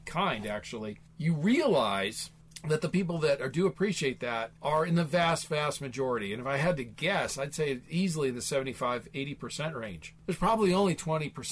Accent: Midwest, United States; now in Phoenix, United States; I grew up in the Midwest, small town, you know, raised on a farm

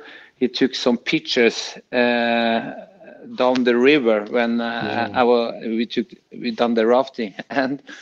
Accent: Norway; moved away; I come from Norway

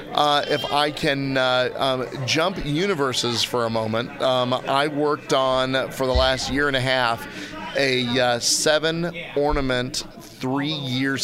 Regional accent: Kansas City, United States; I'm from Kansas City

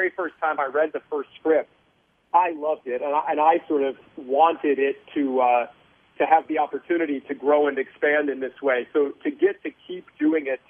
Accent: Mount Vernon, Iowa, United States; I grew up in a tiny town called Mount Vernon, population about 4,000, surrounded by farms.

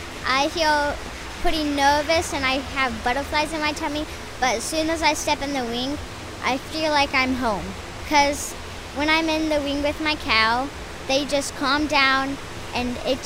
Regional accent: Carbondale, Kansas, United States; I am 9.5 years old. I am from Carbondale, Kansas.

